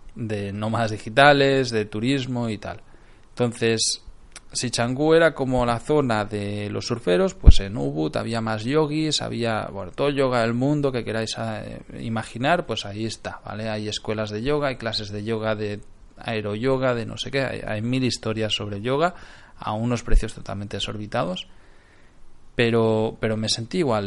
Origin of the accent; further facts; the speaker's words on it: Barcelona, Catalonia, Spain; moved away; De Barcelona